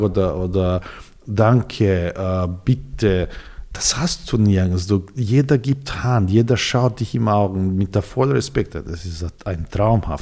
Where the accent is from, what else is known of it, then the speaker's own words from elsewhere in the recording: Belgrade, Serbia; first language Serbian; German is a second language; moved away as an adult; also born or lived in Austria; now in Vienna, Austria; Ich bin geboren in Belgrad, in Serbien